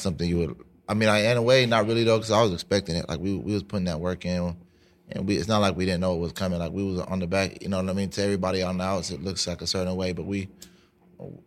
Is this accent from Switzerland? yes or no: no; Los Angeles, California, United States; born or raised there; also born or lived in San Diego